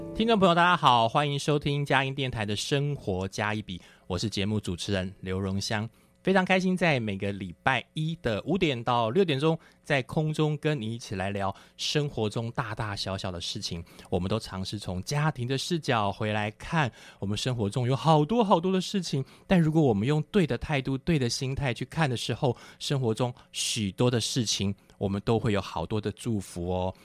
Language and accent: Chinese; Taichung, Taiwan; moved away as an adult; now in Taipei, Taiwan; 我是台中人